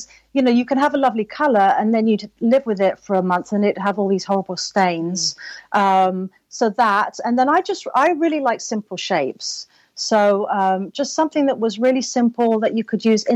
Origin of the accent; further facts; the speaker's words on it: London, United Kingdom; moved away as an adult; now in Los Angeles, United States; I'm originally from London, but I now live in Los Angeles.